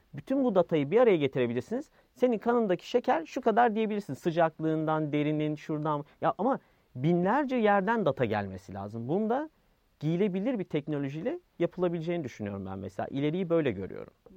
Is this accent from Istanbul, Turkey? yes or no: yes; Yeniköy, Istanbul, Turkey; also born or lived in United States; Yani yeni Yeniköylüyüm ben